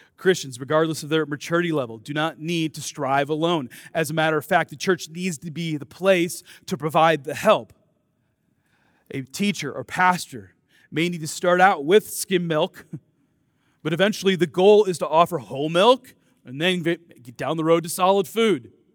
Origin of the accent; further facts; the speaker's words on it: Dubuque, Iowa, United States; I grew up in Dubuque, Iowa